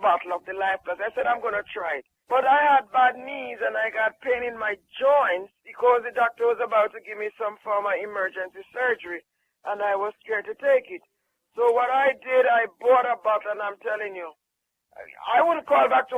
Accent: Jamaica; moved away; I'm from Jamaica

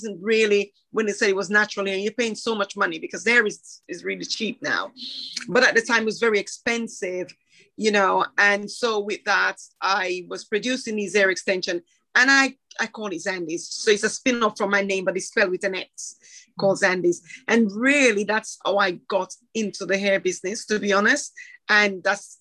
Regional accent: Jamaica; now in United Kingdom; I grew up in Jamaica, then left Jamaica, came here

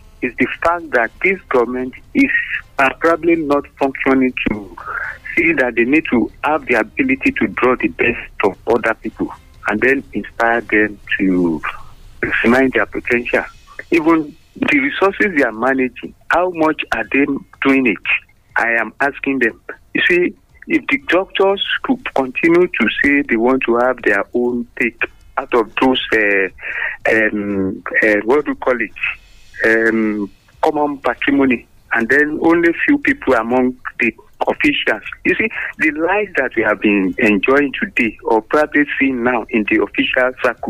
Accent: Abeokuta, Ogun State, Nigeria; from Abeokuta.

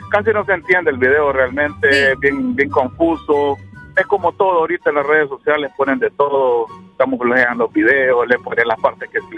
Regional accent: Honduras; acuérdense que somos más hondureños.

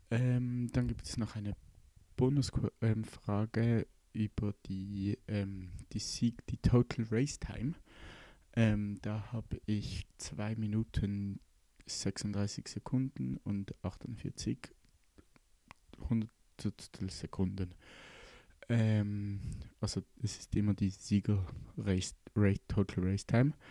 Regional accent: Switzerland; Wie man merken kann, ähm, bin ich Schweizer und sehr, ähm, ja

